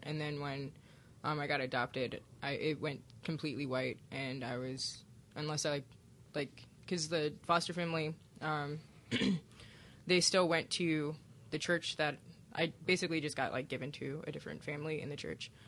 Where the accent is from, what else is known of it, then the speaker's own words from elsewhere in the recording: Milwaukee, Wisconsin, United States; moved away; also born or lived in Hammond, Indiana; I magically appeared in Milwaukee, Wisconsin, and I entered the foster care system